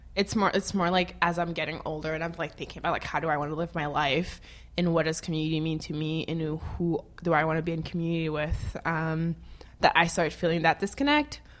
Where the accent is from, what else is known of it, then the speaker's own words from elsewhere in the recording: Nord, Haiti; also born or lived in Gonaïves; now in United States; I was born in Haiti